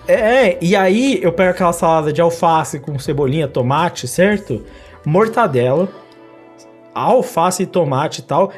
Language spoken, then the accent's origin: Portuguese; São Paulo, Brazil; eu sou de São Paulo